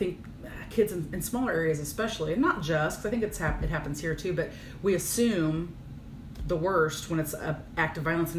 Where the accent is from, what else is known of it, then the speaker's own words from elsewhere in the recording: Virginia, Illinois, United States; moved away; I was raised in Virginia, Illinois, so teeny tiny, whatever. And my parents were always, in my opinion, for a small town, very open-minded. Mm-hmm. And I was raised on a farm